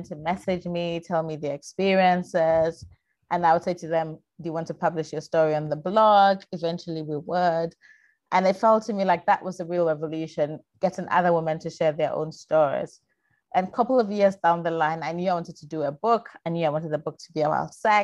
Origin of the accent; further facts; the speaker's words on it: Ghana; I'm a Ghanaian woman